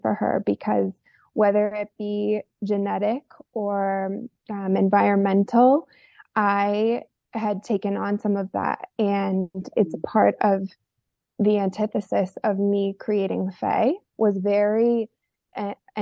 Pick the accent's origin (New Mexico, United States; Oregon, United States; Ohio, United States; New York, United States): Oregon, United States; rural; I grew up in a rural part of Oregon in the desert